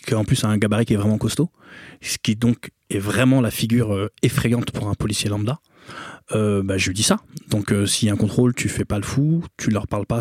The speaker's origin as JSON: {"language": "French", "town": "Bobigny", "region": "Île-de-France", "country": "France", "tie": "born or raised there", "said": "Moi, j'ai grandi à Bobigny, dans un quartier qui s'appelle l'Abreuvoir, où on est très mélangé."}